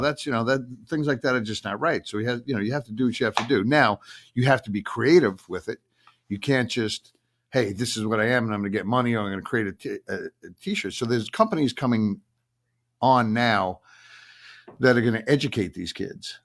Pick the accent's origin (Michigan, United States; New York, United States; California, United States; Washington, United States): New York, United States; Long Island; I'm from Long Island.